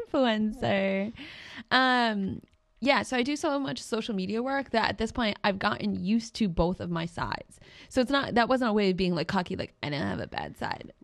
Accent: New England, United States; we're from New England

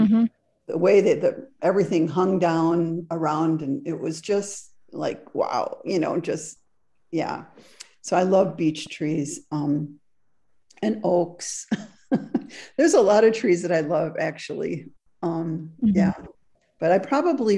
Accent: Wisconsin, United States; moved away as an adult; also born or lived in Frankfurt, Germany; now in Southern Oregon, United States; it took me, you know, 55 years to learn the trees in Wisconsin

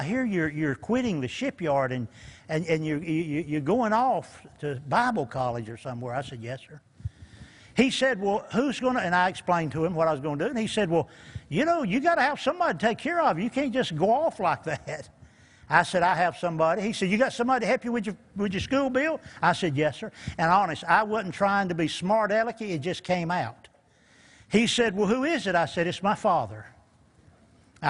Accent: Eastern North Carolina, United States; moved away; also born or lived in Newport News, Virginia; We're from Eastern North Carolina, moved up to Newport News and got saved up there

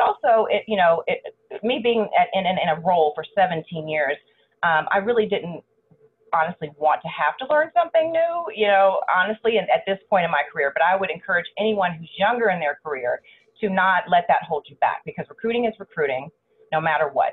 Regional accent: Allen, Texas, United States; also born or lived in Dallas, Texas / Houston, Texas; I grew up in Allen, Texas, north of Dallas

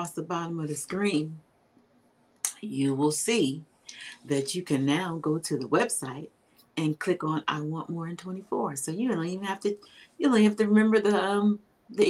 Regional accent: Greensboro, North Carolina, United States; North Carolina, I'm from Greensboro.

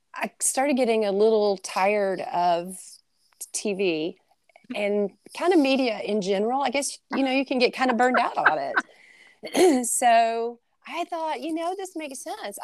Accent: Jasper, Alabama, United States; moved away as an adult; also born or lived in Tuscaloosa, Alabama; now in Mississippi, United States; I'm actually from Jasper, Alabama, which is about an hour from Tuscaloosa.

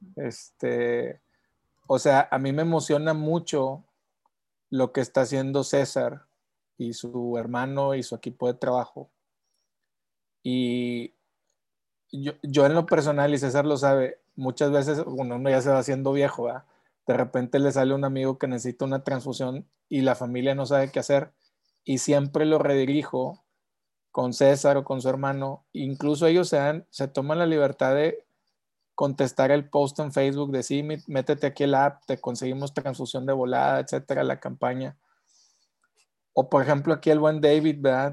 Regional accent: Monterrey, Nuevo León, Mexico; Yo como regio de tercera generación

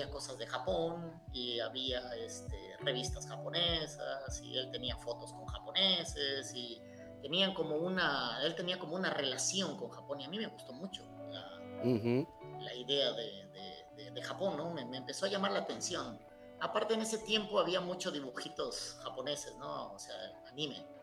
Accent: Jiutepec, Morelos, Mexico; also born or lived in Japan / Cuernavaca, Mexico; now in Uruguay; yo nací en 1978 en un pueblito de cuatro cuadras que se llama Jiutepec Morelos.

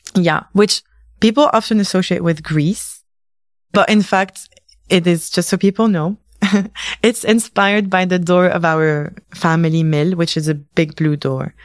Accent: London, United Kingdom; moved away as an adult; also born or lived in Tunisia; now in Paris, France; I grew up in London

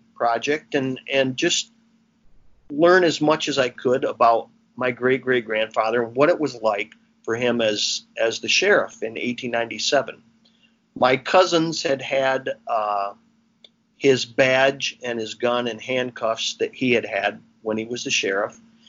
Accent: Williamston, United States; growing up in Williamston in the 1960s

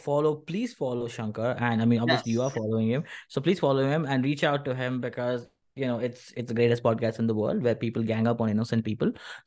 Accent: Bangalore, Karnataka, India; now in Mumbai, India; from one fellow Bangalorean to another Bangalorean, I am born in Bangalore. Okay. I was born in Indranagar. So I'm from Bangalore. It's not a Mumbaikar.

